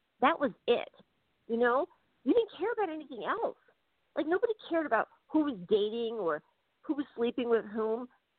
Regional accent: New York City, New York, United States; moved away as an adult; now in Dublin, Ireland; I grew up in theater in New York City.

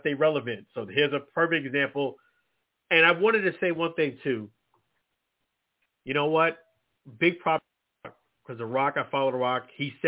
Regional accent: Tampa, Florida, United States; And being that we are from Tampa Bay here, the area

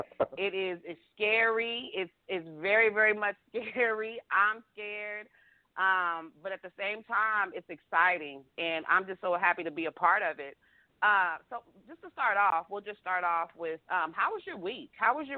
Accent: Texas, United States; I'm from Texas

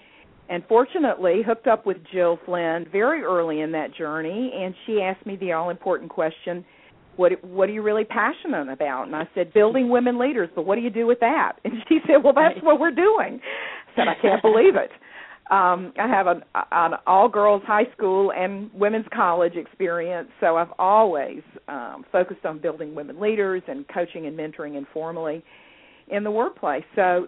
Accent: the South, United States; moved away; also born or lived in New York / Washington area; And I am a Southerner

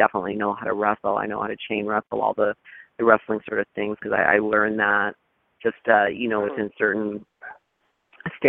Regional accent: Thunder Bay, Ontario, Canada; moved away as an adult; also born or lived in Los Angeles, California; I'm originally Canadian from Thunder Bay, Ontario.

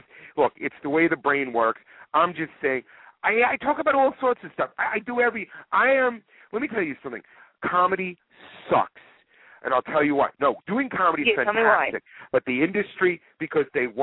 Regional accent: New York City, New York, United States; I grew up in Queens

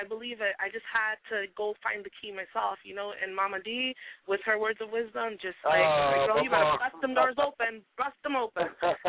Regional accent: Haiti; moved away; I'm coming from Haiti

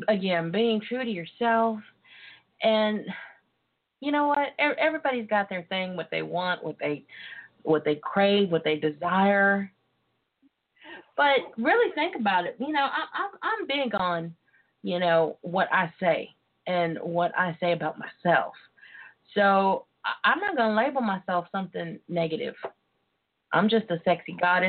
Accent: Yoakum, Texas, United States; moved away; my hometown

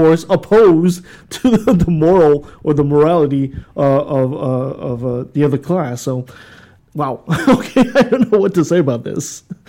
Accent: Quebec, Canada; I grew up in Quebec myself

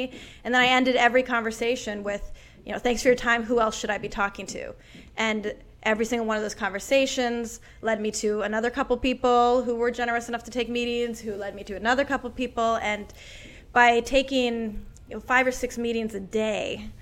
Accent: Portland, Oregon, United States; moved away as an adult; now in New York City, United States; I grew up in Portland, Oregon

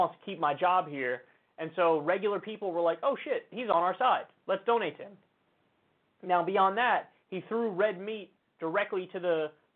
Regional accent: New York, United States; as a New Yorker

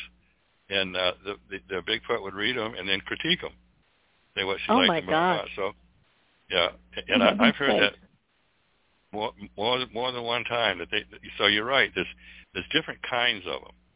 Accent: Maine, United States; also born or lived in Sedona, Arizona; now in Cottonwood, United States; When I was in Maine, growing up in Maine

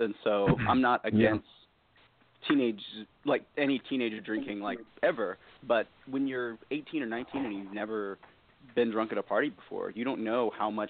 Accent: Texas, United States; I'm from Texas.

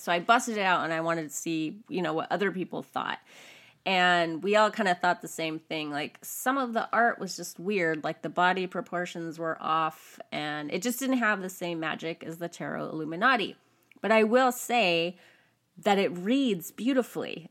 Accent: California, United States; I was raised in America. I'm a California girl

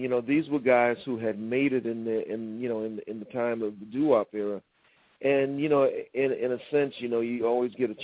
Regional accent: New York City, New York, United States; I'm born and raised in Harlem

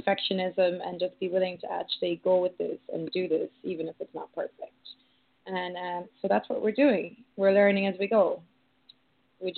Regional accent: Ireland; growing up in Ireland

